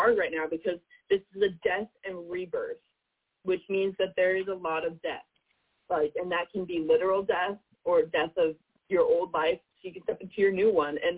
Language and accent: English; California, United States; I'm from California, so, like, forest fires are very, like, big in my life.